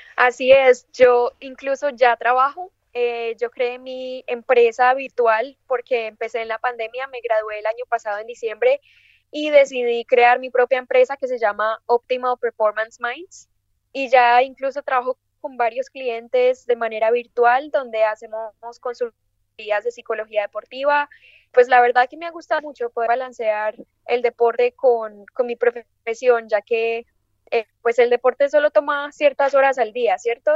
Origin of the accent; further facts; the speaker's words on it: Medellín, Antioquia, Colombia; moved away as an adult; also born or lived in United States; nací en Medellín, Colombia